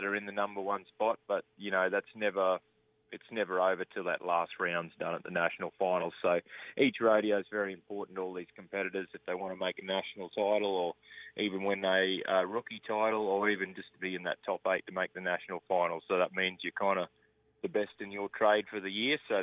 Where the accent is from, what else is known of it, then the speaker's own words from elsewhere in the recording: Australia; I'm Australian